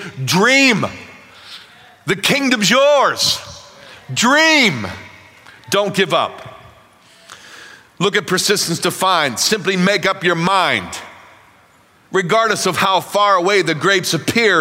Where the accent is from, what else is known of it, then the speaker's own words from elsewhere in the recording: Pittsburgh, Pennsylvania, United States; I'm from Pittsburgh, Pennsylvania